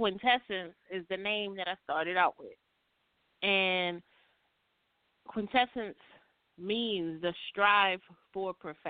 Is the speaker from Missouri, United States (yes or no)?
no; New York, United States; now in Atlanta, United States; because I'm from New York